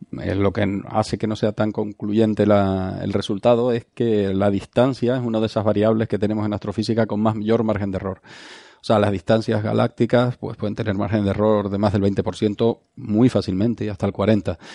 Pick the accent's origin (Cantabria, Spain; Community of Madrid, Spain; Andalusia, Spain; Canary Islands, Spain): Canary Islands, Spain; como canarios, ¿no? Cuando viajas a Latinoamérica, a cualquier país, eh, normalmente no te sacan por español.